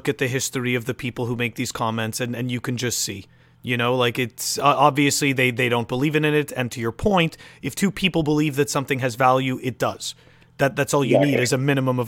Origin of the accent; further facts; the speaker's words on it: Montreal, Quebec, Canada; now in United States; I'm originally from Montreal